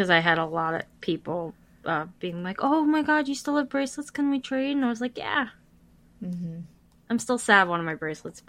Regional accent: New York, United States; I'm from New York

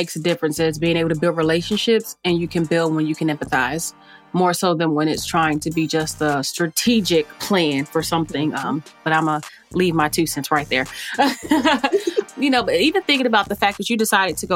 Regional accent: Charlotte, North Carolina, United States; I'm from Charlotte and depending on, grew up in Hidden Valley

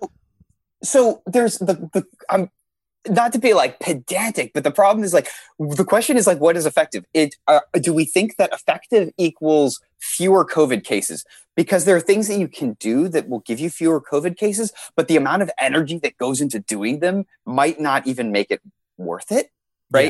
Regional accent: Seattle, Washington, United States; I'm from Seattle, Washington

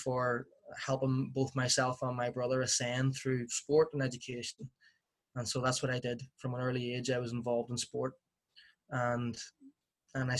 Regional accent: Belfast, Northern Ireland, United Kingdom; I grew up in West Belfast in the 1980s

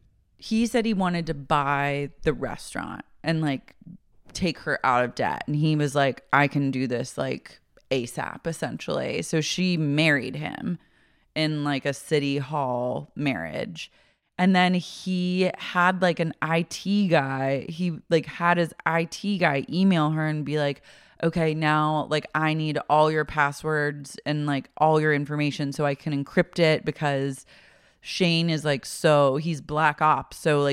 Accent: Oklahoma, United States; I'm from Oklahoma.

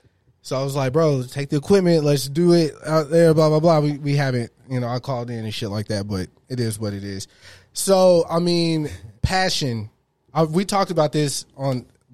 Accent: Texas, United States; my family's from Mississippi, though. So, it's the same. I was born here and they're all from there.

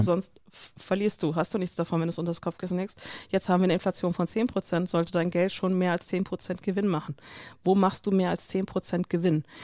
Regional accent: North Rhine-Westphalia, Germany; ich komme aus Nordrhein-Westfalen

